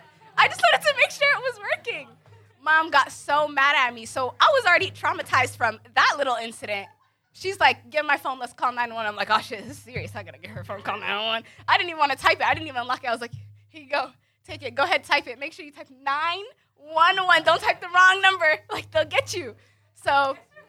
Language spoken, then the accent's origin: English; DMV, United States; moved away; also born or lived in Lorton, Virginia / Sudan (ancestry); I'm originally from the DMV. I grew up in Maryland, Virginia, D.C., all